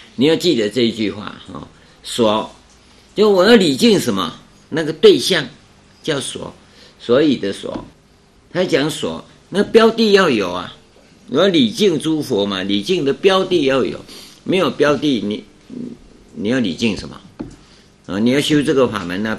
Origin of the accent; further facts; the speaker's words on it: Taiwan; 我们台湾叫唐努乌梁海